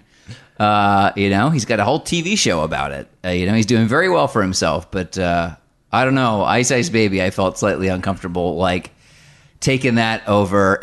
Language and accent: English; United States; I am from the New Jersey, New York area, so when I was a child, I listened to Z one hundred